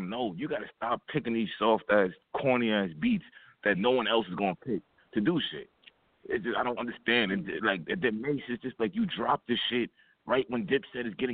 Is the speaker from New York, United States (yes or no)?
yes; New York City, New York, United States; growing up in Harlem, being around Broadway and 148th